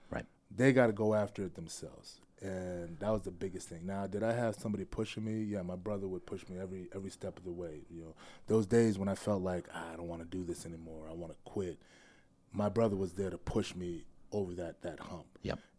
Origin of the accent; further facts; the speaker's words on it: Worcester, Massachusetts, United States; born there; Okay. Uh, I was born in Massachusetts.